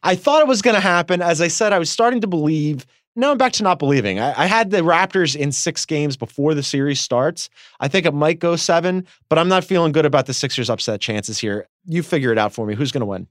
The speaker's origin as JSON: {"language": "English", "town": "Philadelphia", "region": "Pennsylvania", "country": "United States", "said": "As a Philadelphian"}